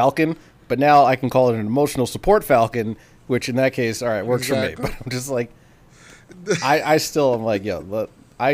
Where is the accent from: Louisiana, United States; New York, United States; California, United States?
New York, United States; us growing up in New York